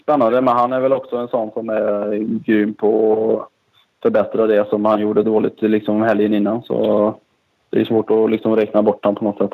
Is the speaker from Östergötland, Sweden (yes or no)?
no; Kinna, Västra Götaland, Sweden; därifrån jag kommer, här från Kina, det är mycket textil som är ganska känt för det